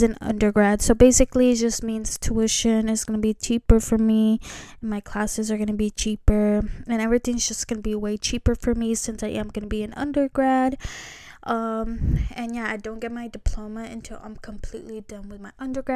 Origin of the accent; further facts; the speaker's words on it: California, United States; I am from California